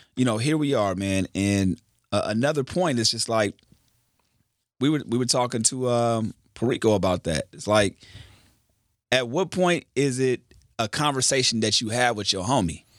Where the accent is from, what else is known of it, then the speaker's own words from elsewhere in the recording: Carson, California, United States; I'm from Carson